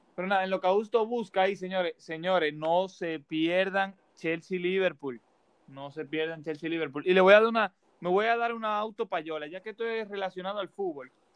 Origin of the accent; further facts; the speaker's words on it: Dominican Republic; en mi país, en República Dominicana